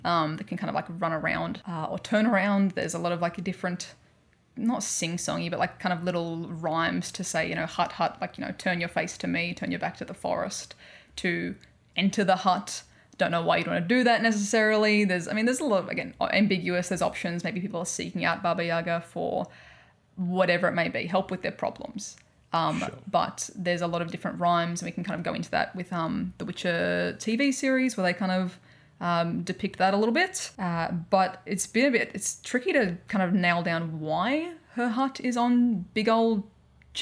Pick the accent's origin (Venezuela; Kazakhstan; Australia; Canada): Australia; accent: Australian; my horrific Australian accent